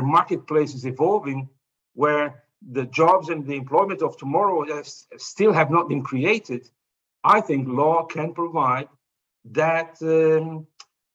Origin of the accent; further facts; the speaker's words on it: Azores, Portugal; where I was born in the Azores, we didn't have television